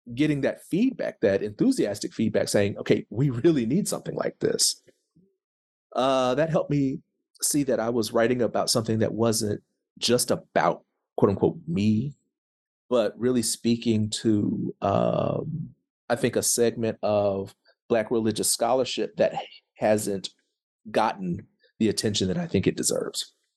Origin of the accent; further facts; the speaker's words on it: Tulsa, Oklahoma, United States; I am from Tulsa, Oklahoma